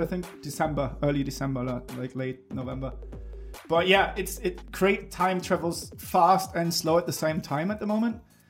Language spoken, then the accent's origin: English; Bremen, Germany; moved away; I grew up in Bremen, which is on the north coast in Germany